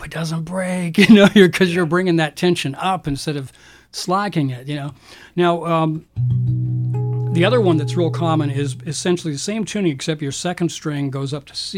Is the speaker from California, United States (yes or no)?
no; Florida, United States; also born or lived in Canada; I grew up in Florida. I was actually born in Canada, but my family moved to Florida when I was really young